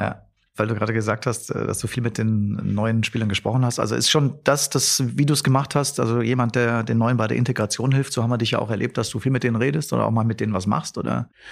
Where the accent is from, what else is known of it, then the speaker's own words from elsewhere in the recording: Germany; für uns Deutsche